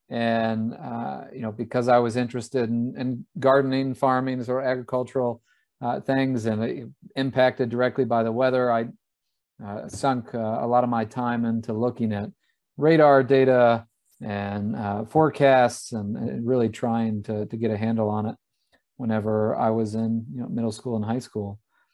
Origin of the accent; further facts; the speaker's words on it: Texas, United States; also born or lived in Louisiana; I grew up in Texas and Louisiana in my early life.